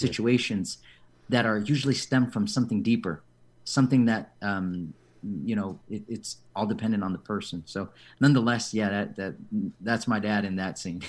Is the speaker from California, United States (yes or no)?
yes; San Diego, California, United States; I was born and raised here in San Diego